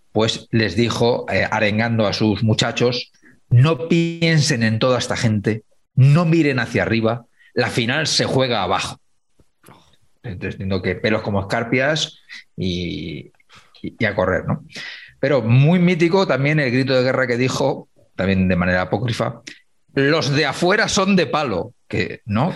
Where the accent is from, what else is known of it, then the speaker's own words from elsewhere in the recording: Humanes, Spain; Stanislao Zazo tiene una calle en mi pueblo, en Humanes